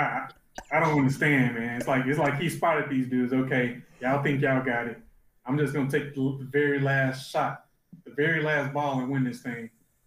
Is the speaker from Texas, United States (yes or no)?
yes; Dallas, Texas, United States; my hometown Mavs